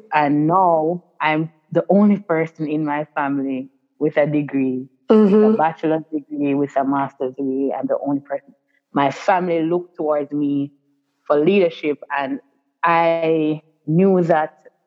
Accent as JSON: {"language": "English", "town": "Kingston", "country": "Jamaica", "tie": "born or raised there", "said": "growing up in Sivri Gardens, for most persons who live in Jamaica or for persons overseas, Sivri Gardens is really labeled as one of Jamaica's most violent"}